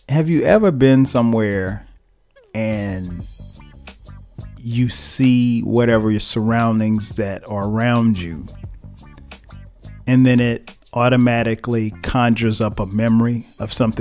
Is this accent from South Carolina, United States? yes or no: yes; South Carolina, United States; moved away as an adult; now in Atlanta, United States; we're from South Carolina